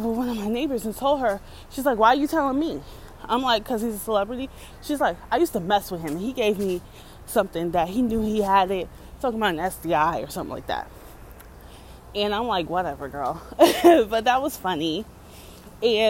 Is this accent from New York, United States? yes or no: yes; New York City, New York, United States; also born or lived in Yonkers; I am somebody from the Bronx and Harlem. I am somebody from the hood.